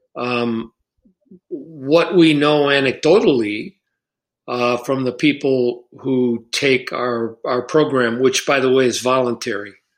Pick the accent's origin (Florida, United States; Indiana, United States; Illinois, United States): Illinois, United States; Chicago; moved away; I grew up in Chicago